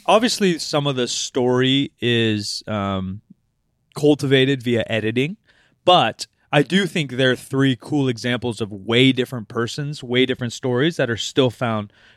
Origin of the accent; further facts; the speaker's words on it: Oregon, United States; I was born in Oregon